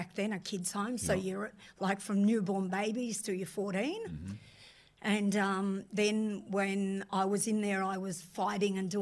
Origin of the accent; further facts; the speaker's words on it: Frankston, Victoria, Australia; I grew up in the streets of Frankston